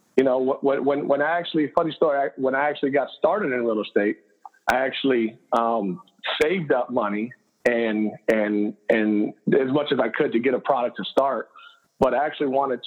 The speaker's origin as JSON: {"language": "English", "town": "Cleveland", "region": "Ohio", "country": "United States", "tie": "born or raised there", "said": "I'm born and raised in Cleveland, Puerto Rican background, mom and dad, Puerto Rican"}